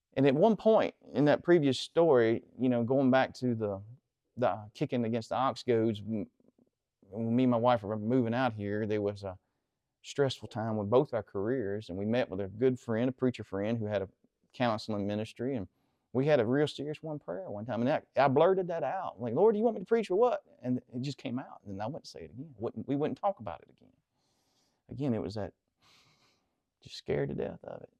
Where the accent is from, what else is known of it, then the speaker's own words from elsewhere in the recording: Central Mississippi, United States; I grew up here just behind Antioch in the woods